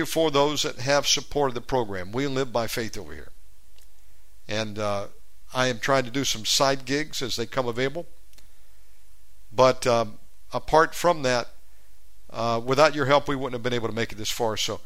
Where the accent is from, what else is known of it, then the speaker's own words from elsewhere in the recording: United States; moved away; I have to maintain a USA phone number as an American